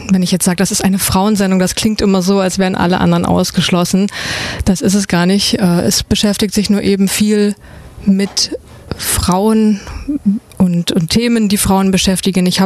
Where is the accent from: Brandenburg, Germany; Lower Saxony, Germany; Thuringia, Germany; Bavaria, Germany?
Brandenburg, Germany; also born or lived in Berlin; now in Ulm, Germany; ich wohne in Ulm. Also ich bin nicht gebürtige Ulmerin. Ich komme eigentlich aus äh, Brandenburg, beziehungsweise habe auch in Berlin gewohnt.